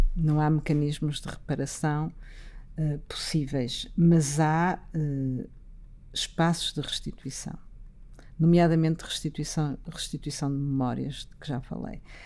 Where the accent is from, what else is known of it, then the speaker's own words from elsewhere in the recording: Portugal; como portuguesa